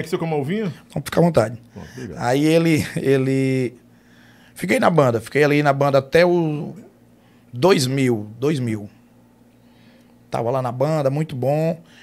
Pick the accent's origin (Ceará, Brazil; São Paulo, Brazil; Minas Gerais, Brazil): Ceará, Brazil; Russas; now in Fortaleza, Brazil; A gente é de Russas, né? Uhum. Sou de Russas. Nasci na cidade, mas me, me, me criei no, no interior. Minha, minha, infância, até meus 11 anos, foi em fazenda.